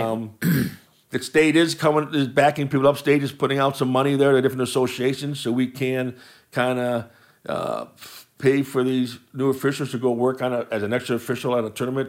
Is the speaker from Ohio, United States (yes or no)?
yes; Willowick, Ohio, United States; I, I grew up in Willowick